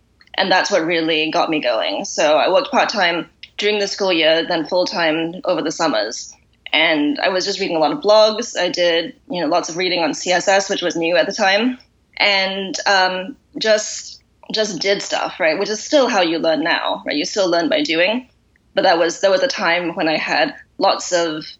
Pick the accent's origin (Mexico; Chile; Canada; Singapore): Singapore; moved away as an adult; also born or lived in United States / Boston; now in London, United Kingdom; Originally, I'm from Singapore